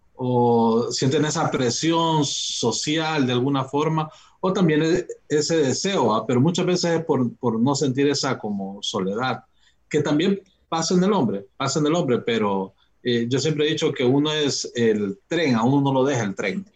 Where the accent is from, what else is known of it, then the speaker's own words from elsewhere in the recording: Tegucigalpa, Francisco Morazán, Honduras; Y yo soy de Tegucigalpa